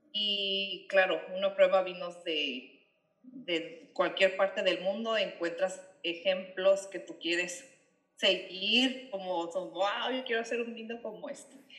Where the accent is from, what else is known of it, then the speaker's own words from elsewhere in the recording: Ensenada, Baja California, Mexico; also born or lived in Australia; siendo aquí de, Ensenada